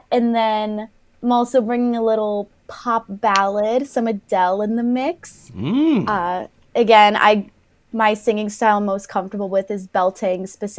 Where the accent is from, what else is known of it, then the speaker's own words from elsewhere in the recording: Chicago, Illinois, United States; moved away as an adult; now in Omaha, United States; I'm from Chicago